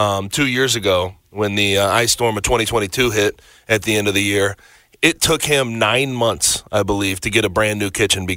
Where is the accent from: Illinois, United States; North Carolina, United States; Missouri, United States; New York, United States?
Missouri, United States; St. Louis; now in Memphis, United States; because I'm from St. Louis, obviously, and we get single digits.